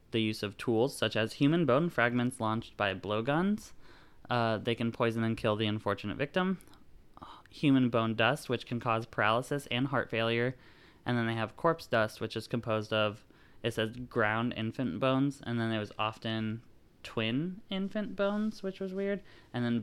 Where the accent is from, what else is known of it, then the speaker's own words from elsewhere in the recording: California, United States; Now, I grew up in California, mostly near cities, so the forest was like my true home to me.